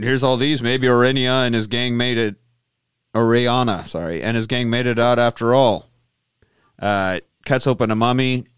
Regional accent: Midwest, United States; growing up in the Midwest

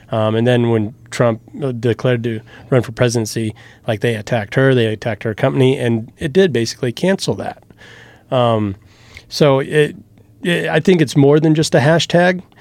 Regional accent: Lynch, Nebraska, United States; moved away; also born or lived in Omaha; my hometown, right, Lynch

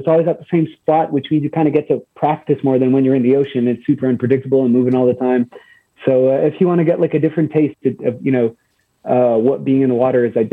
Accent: Montreal, Quebec, Canada; we are from Verdun

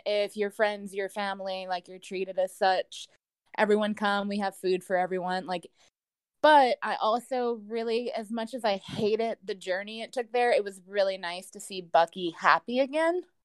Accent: Louisiana, United States; I'm from Louisiana

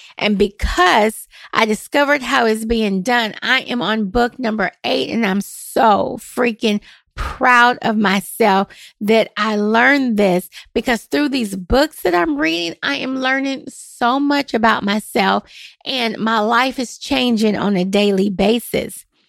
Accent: Nashville, Tennessee, United States; I am born and raised in Nashville

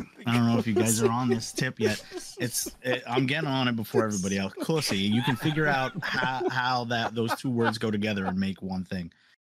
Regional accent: New York City, New York, United States; growing up in New York City.

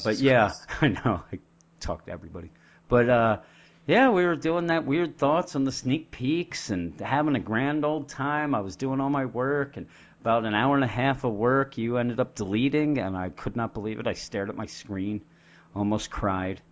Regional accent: Pennsylvania, United States; We're from Pennsylvania

